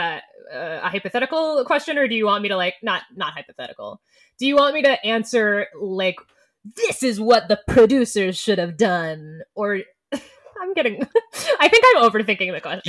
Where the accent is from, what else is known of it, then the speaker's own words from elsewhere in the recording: Boston, Massachusetts, United States; moved away; also born or lived in New York; we went to school in New York and I'm from Boston.